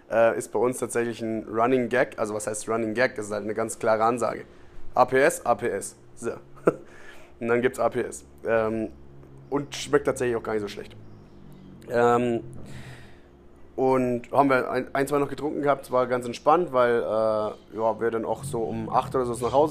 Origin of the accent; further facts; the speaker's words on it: Munich, Bavaria, Germany; Du aus Venedig kommst, ich komme aus München.